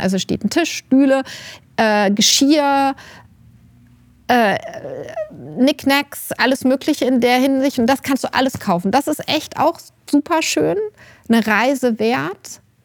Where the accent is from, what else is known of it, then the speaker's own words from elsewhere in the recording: Rüsselsheim, Hesse, Germany; now in Bad Nauheim, Germany; ich komme ja nicht aus der Wetterau, ich komme ja aus Rüsselsheim